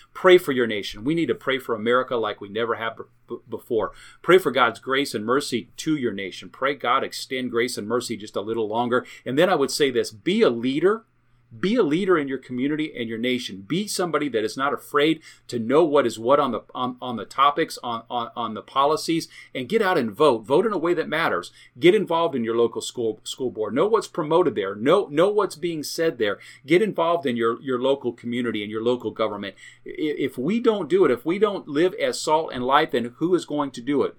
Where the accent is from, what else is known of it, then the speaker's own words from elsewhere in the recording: United States; I am an American, I'm proud to be an American